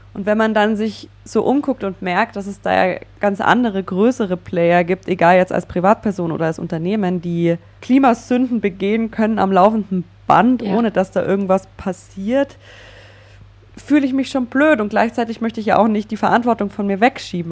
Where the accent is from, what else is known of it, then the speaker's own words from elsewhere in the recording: Allgäu, Bavaria, Germany; Wir kommen beide aus dem Allgäu. Und wenn ja. ich da so an meine Jugend und Kindheit zurückdenke, die bei mir klassisch ländliches Leben geprägt war